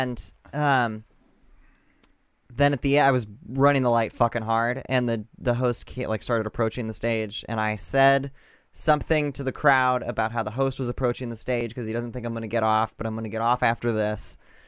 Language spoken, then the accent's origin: English; Peoria, Illinois, United States; moved away as an adult; also born or lived in New York / Los Angeles / Bartonville; now in Chicago, United States; I grew up in Peoria, yeah.